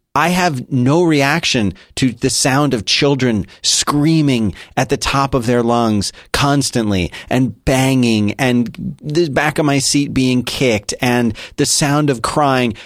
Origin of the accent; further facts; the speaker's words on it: Philadelphia, Pennsylvania, United States; now in Texas, United States; I was born and raised in Philadelphia